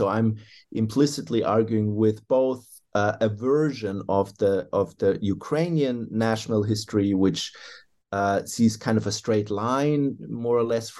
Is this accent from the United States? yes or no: no; Germany; I hail from Germany originally